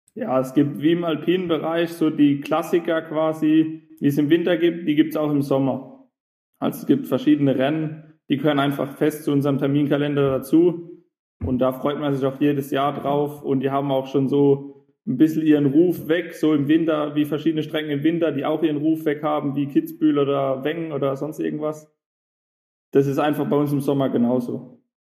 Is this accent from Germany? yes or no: yes; Gorxheimertal, Hesse, Germany; Ich komme aus der Nähe von Heidelberg, aus dem Goxheimer Tal.